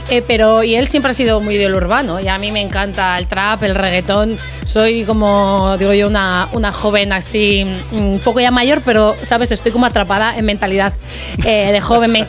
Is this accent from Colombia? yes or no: no; Santurtzi, Basque Country, Spain; also born or lived in Bilbao; now in Leioa, Spain; yo soy de Santurchi. O sea, he vivido en Santurce toda la vida.